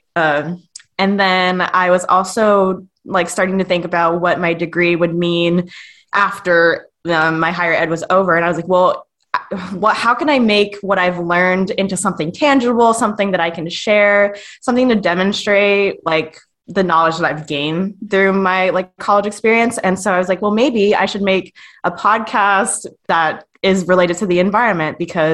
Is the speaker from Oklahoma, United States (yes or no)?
no; Long Beach, California, United States; moved away as an adult; now in Oregon, United States; I grew up in Long Beach, California, so I am, like, 20 minutes from the Pacific Ocean